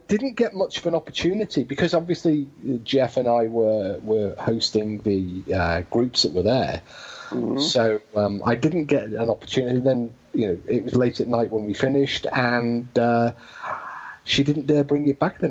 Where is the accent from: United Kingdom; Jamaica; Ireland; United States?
United Kingdom; Yeah, well, being British, but the on-off switch was a squeeze.